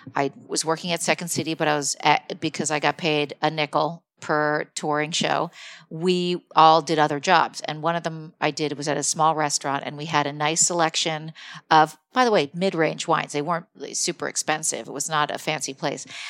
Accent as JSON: {"language": "English", "town": "Morristown", "region": "New Jersey", "country": "United States", "tie": "born or raised there", "said": "I'm from New Jersey"}